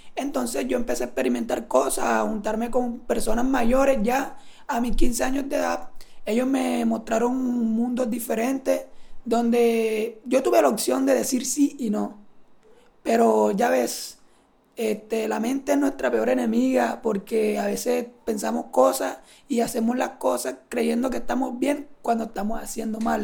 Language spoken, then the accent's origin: Spanish; Sincelejo, Sucre, Colombia; vengo de Cinceleo